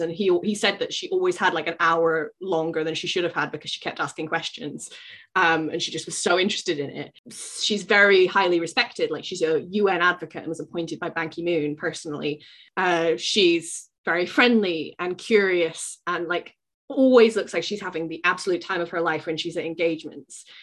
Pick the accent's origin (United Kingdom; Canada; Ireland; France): United Kingdom; as a British person